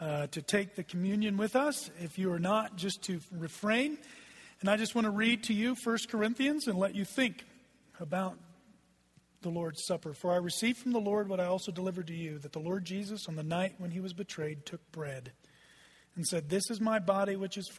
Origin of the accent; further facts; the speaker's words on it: Texas, United States; also born or lived in Oklahoma; I just said ain't from the pulpit, because I'm from Texas